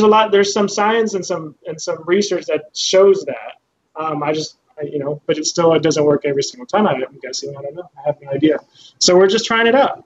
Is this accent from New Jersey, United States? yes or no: no; Eagle Pass, Texas, United States; also born or lived in Houston, Texas; I'm from Houston originally, and I was raised in Eagle Pass